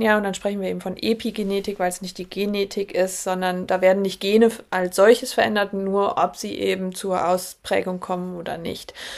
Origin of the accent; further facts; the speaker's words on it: Germany; wir bei uns in Deutschland